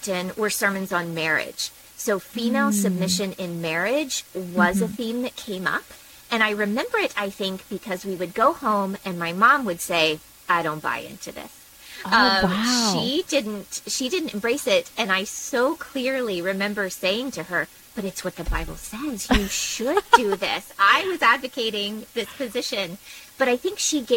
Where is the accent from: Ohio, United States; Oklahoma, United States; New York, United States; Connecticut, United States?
Oklahoma, United States; Oklahoma City; I grew up in Oklahoma City